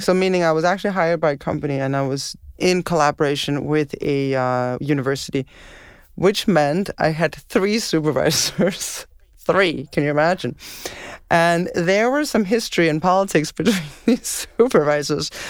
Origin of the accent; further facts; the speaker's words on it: Denmark; moved away as an adult; now in Montreal, Canada; growing up in Denmark, snow was sort of a rare thing